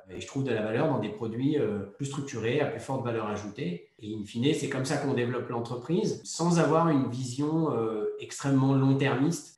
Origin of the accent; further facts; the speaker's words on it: Savoy, Auvergne-Rhône-Alpes, France; moved away as an adult; also born or lived in Paris; Je suis au Savoyard d'origine